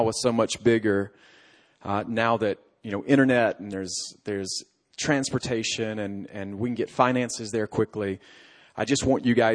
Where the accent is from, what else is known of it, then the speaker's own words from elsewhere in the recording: Alabama, United States; moved away; I come from Alabama